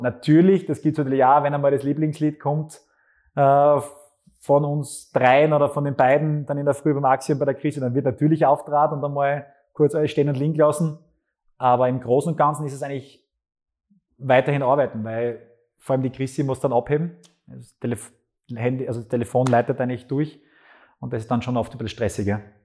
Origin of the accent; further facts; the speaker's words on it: Graz, Styria, Austria; also born or lived in Wilfersdorf bei Gleisdorf; Ich bin in Graz geboren, habe dann Schule noch in Wilfersdorf bei Gleisdorf in Flöcking in dem Fall noch gemacht und die Volksschule. Und dann bin ich relativ schnell nach Graz gekommen